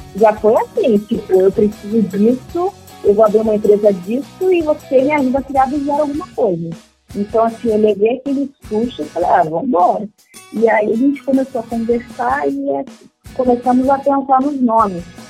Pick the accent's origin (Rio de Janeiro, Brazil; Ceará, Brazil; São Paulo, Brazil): Rio de Janeiro, Brazil; sou do Rio de Janeiro